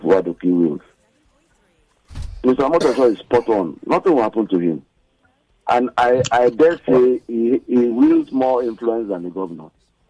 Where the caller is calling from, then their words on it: Ibafo, Ogun State, Nigeria; I'm calling from Ibafo.